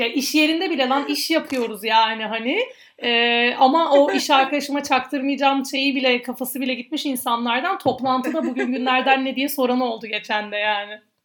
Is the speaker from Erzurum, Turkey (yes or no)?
no; Adana, Turkey; ben Adanalı olduğum için, e, çamaşır suyu, daha doğrusu hipo, hipo demekten kendimi alamıyorum